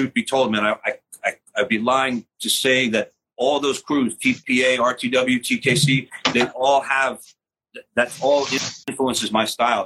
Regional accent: New York City, New York, United States; I grew up in Forest Hills

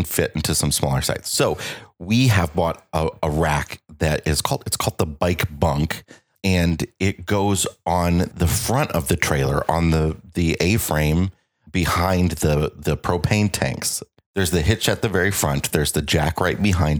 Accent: United States; moved away; we are coming to you this week from the Quad Cities, my hometown

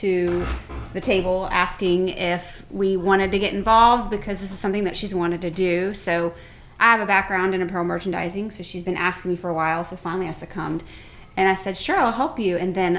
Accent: Memphis, Tennessee, United States; also born or lived in Indiana, United States; now in Atlanta, United States; I'm originally from Memphis.

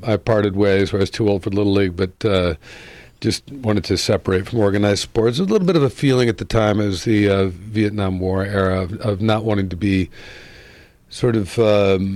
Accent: Mendham, New Jersey, United States; also born or lived in Brooklyn, New York; I grew up in New Jersey

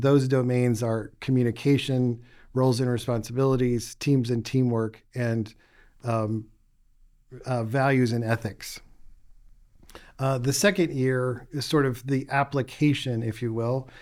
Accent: West Virginia, United States; moved away as an adult; also born or lived in Boston / Arizona / Florida / Memphis; I grew up in West Virginia

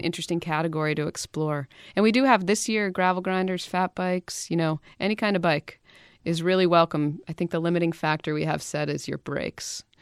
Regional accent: Western Maine, United States; I grew up skiing in Maine. I'm from Western Maine, a little hill called Pleasant Mountain

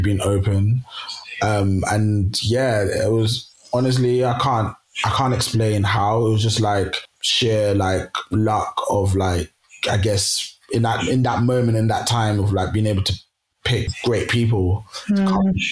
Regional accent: Kenya; now in London, United Kingdom; I'm from Kenya originally, and both my parents are from the Luo tribe

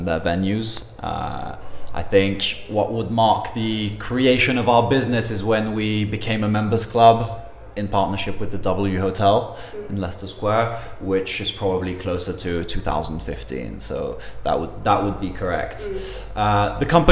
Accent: Paris, Île-de-France, France; now in London, United Kingdom; I'm originally from Paris, but I'm half English

